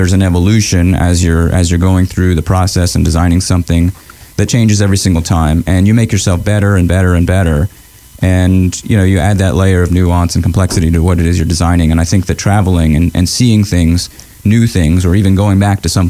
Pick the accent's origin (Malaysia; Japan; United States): United States; Augusta, Georgia; also born or lived in Mexico City; I grew up in Augusta.